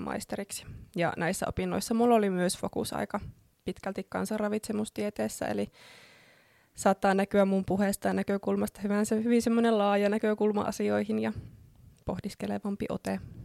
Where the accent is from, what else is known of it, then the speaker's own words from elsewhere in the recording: Oulu, North Ostrobothnia, Finland; moved away as an adult; also born or lived in Australia / Helsinki; olen ihan syntyperäinen oululainen, niin kuin saattaa puheestakin käydä ilmi.